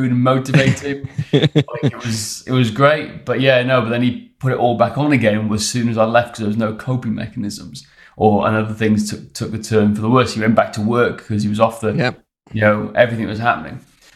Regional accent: Wales, United Kingdom

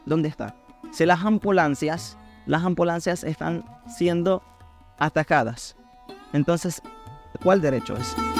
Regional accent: Khan Younis, Gaza Strip, Palestine; Spanish is a second language; now in Venezuela; yo soy palestino que vivía en, Gaza, en el lugar, mi ciudad llamada Han

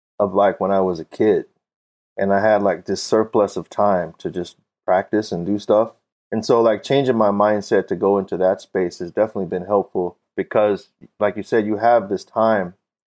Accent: Fort Smith, Arkansas, United States; I grew up in Fort Smith

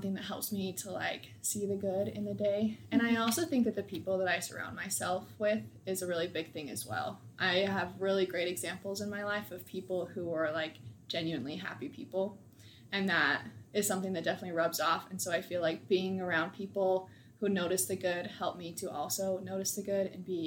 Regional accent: Reno, Nevada, United States; moved away as an adult; now in Provo, United States; I'm from Reno, Nevada, or just a small town outside of it

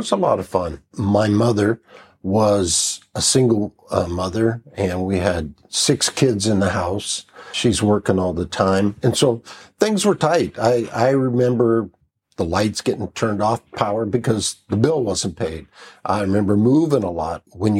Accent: Las Vegas, Nevada, United States; moved away as an adult; also born or lived in Pennsylvania; I was born in Pennsylvania, raised in Las Vegas, Nevada, which was really a fun time as a kid there because Las Vegas, when I grew up, was small.

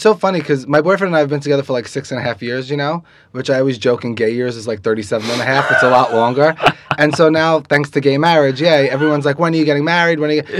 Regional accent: New York City, New York, United States; I grew up in Queens, by the way, not far from here.

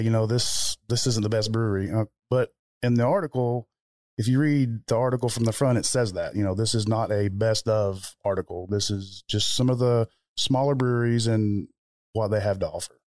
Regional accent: Kentucky, United States; growing up in Kentucky

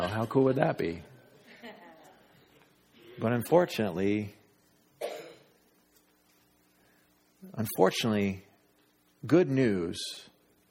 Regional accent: United States; I'm an American

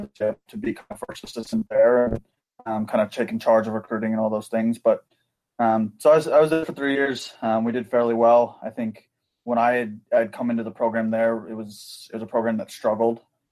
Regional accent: Midwest, United States; I grew up in the Midwest for the kind of latter part of whatever.

